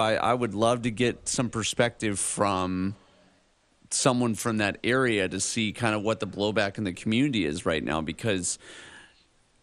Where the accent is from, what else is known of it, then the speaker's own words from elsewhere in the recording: Midwest, United States; I grew up in the Midwest